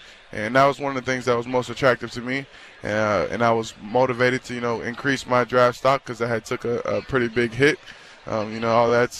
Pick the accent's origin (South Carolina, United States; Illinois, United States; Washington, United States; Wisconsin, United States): South Carolina, United States; Charleston; now in Cincinnati, United States; Charleston, South Carolina.